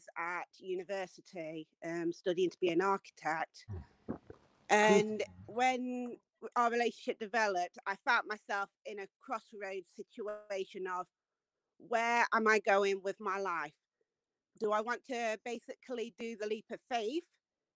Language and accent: English; Nottingham, East Midlands, United Kingdom; I'm not from London. I'm actually from Nottingham in the middle of the UK.